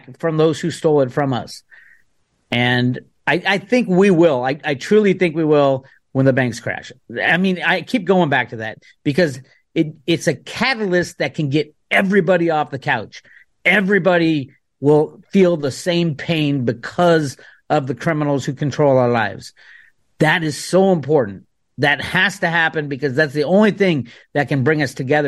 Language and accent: English; Oakland, California, United States; I grew up in Oakland